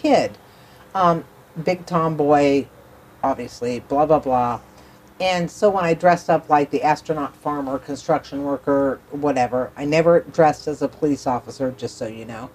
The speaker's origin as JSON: {"language": "English", "region": "Western Ohio", "country": "United States", "also_born_or_lived": "New York City", "moved": "yes", "said": "I come from Western Ohio."}